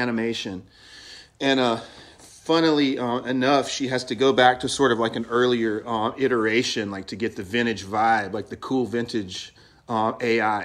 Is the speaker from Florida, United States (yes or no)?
no; North Carolina, United States; moved away as an adult; now in California, United States; I do, because when I go home, it's like everyone is from there